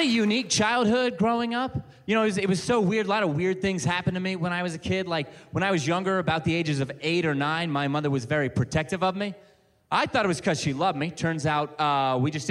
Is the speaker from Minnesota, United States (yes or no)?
no; Ohio, United States; now in Western United States; I'm from Ohio